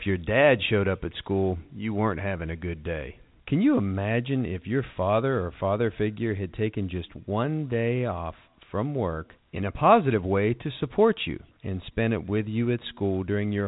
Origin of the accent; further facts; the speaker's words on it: Ohio, United States; moved away; where I grew up in Ohio